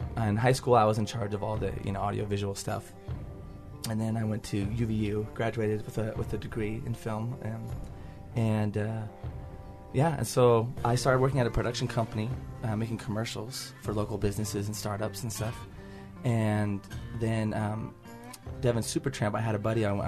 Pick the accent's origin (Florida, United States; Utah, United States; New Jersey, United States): Utah, United States; I'm from Utah, born and raised.